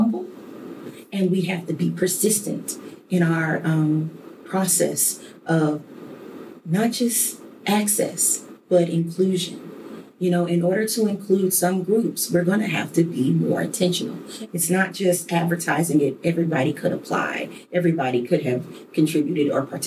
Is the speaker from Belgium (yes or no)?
no; Detroit, Michigan, United States; a little girl growing up in Detroit.